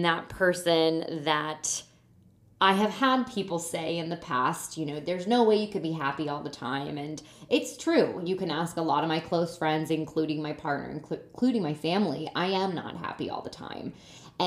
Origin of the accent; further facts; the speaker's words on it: Lancaster, Pennsylvania, United States; moved away; I haven't been in my hometown for Thanksgiving in, I want to say, like 7 or 8 years